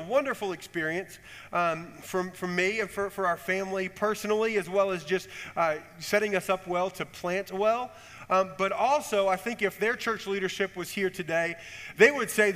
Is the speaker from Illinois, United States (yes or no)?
yes; Chicago, Illinois, United States; moved away as an adult; also born or lived in Connecticut; I grew up in Illinois, in the Chicago area